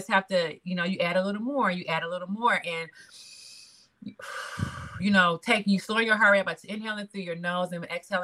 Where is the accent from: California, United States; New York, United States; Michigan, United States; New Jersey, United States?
Michigan, United States; Detroit; moved away as an adult; now in North Carolina, United States; Born and raised in Detroit